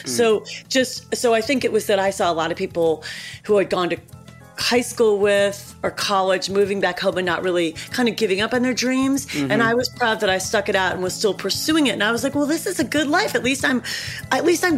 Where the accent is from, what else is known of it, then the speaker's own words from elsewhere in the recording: Cleveland, Ohio, United States; moved away; I was a girl from Cleveland